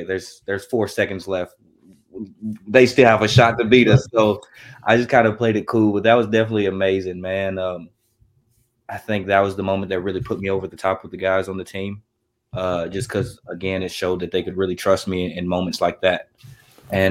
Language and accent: English; Russellville, Kentucky, United States; I'm from Russellville, Kentucky